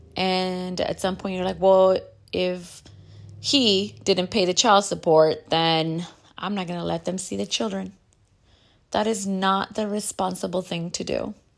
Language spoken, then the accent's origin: English; United States; As a Chicana, I grew up in the Catholic church